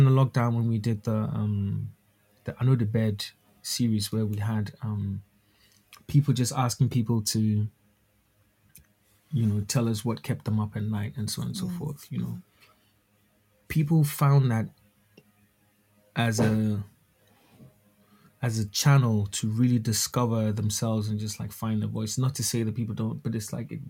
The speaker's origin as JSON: {"language": "English", "country": "Ghana", "said": "for me being a Ghanaian"}